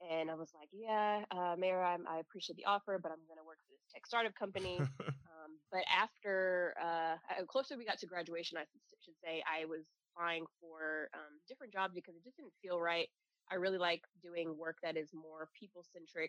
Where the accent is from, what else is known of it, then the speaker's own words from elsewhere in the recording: Fort Mill, South Carolina, United States; moved away as an adult; now in Columbia, United States; from TKK, Fort Mill area, went to high school there, and then came to Columbia for undergraduate